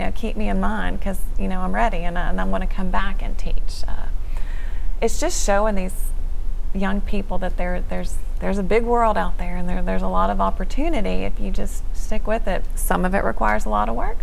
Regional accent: Shreveport, Louisiana, United States; I, am from the area, grew up in Shreveport

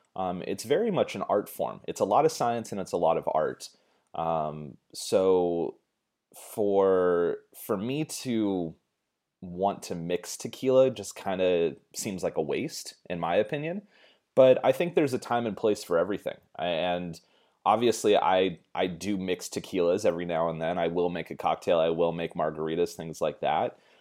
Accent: United States; as an American

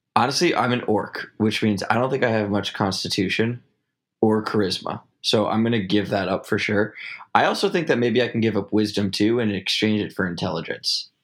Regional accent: New York, United States; I'm from New York

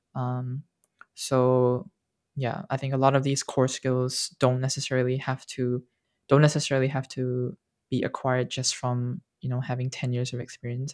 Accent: Singapore; I grew up, and I grew up in Singapore

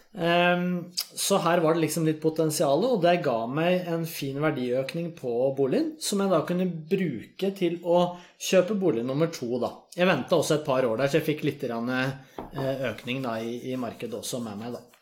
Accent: Vang, Innlandet, Norway; now in Oslo, Norway; jeg kommer fra Valdres

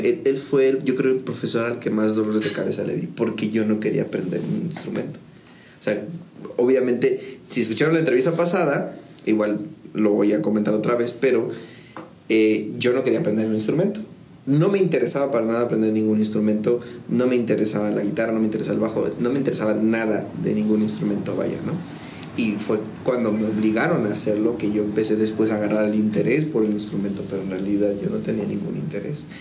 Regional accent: San Juan del Río, Querétaro, Mexico; yo soy originario de, aquí de la ciudad de San Juan del Río. Este, prácticamente toda mi vida he estado, o sea, toda mi vida la he vivido aquí

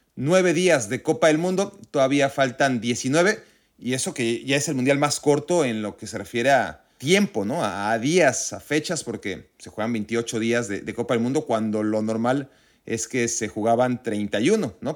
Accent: Mexico; siendo mexicano

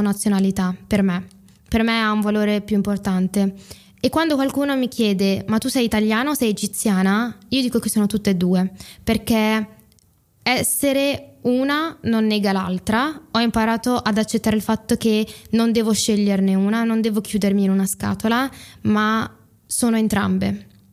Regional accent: Italy; come me, sono cresciute in Italia, hanno fatto tutte le scuole in Italia, parlano in italiano

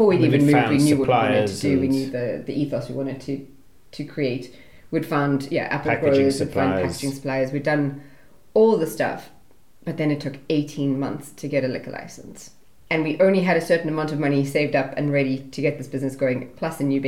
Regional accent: South Africa; also born or lived in Australia / United Kingdom; I'm South African.

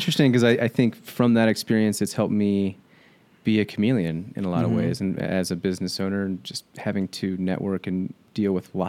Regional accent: Dayton, Ohio, United States; Dayton, Ohio. Grew up in Southwest Ohio, just a small suburb, about 40 minutes north of Cincinnati.

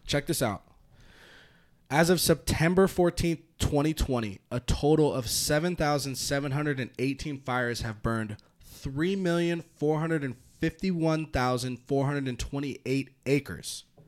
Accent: Santa Rosa, California, United States; moved away; I'm from Northern California

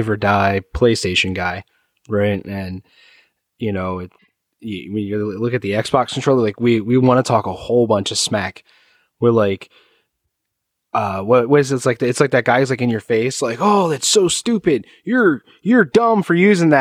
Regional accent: United States; I'm American.

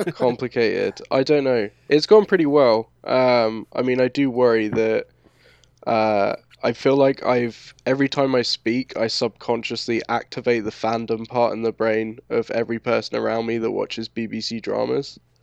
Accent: London, United Kingdom; accent: London; moved away as an adult; also born or lived in Scotland; now in United States; growing up in London

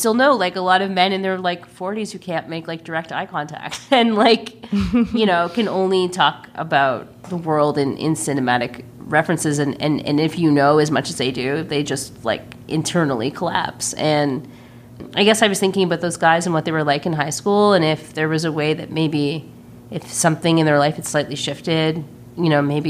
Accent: Burlington, Ontario, Canada; also born or lived in Toronto; my adolescence growing up in Burlington, Ontario

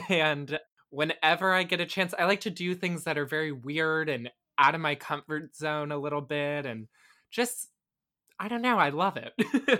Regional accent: Tampa, Florida, United States; Yeah, well, I was born in 1999, I grew up in Tampa right until I went to college. I guess for a year I lived in St. Pete, but I don't really remember it.

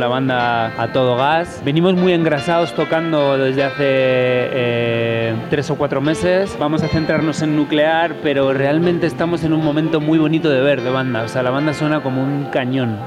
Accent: Spain

